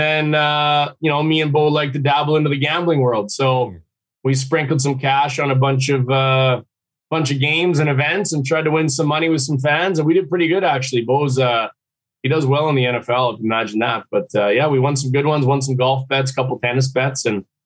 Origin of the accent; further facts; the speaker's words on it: Saskatchewan, Canada; I played my whole life growing up in Sasky